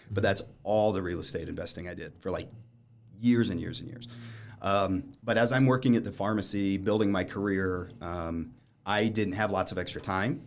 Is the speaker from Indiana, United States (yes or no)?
yes; Lafayette, Indiana, United States; I was born down in Lafayette while they went to Purdue